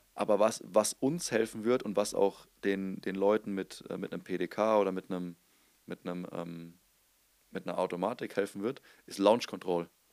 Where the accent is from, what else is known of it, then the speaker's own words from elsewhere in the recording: Germany; an unserer Nationalität. Also als Deutscher